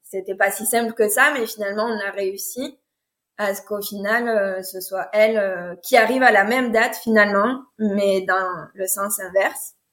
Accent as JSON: {"language": "French", "country": "France", "said": "je suis française"}